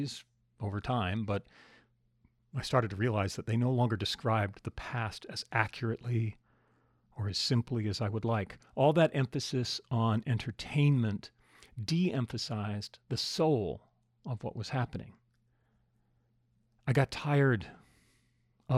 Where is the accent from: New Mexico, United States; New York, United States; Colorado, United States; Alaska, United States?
Alaska, United States; I grew up in Alaska